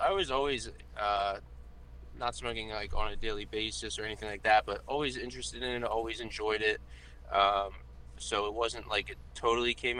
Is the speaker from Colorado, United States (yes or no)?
no; Lancaster, Pennsylvania, United States; I was just working at a cigar store in my hometown, Lancaster, PA